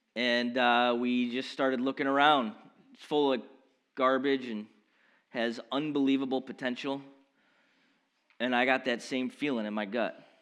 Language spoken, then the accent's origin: English; Baldwinsville, New York, United States; also born or lived in Norwood, Massachusetts / West Coast; growing up in Baldwinsville my whole life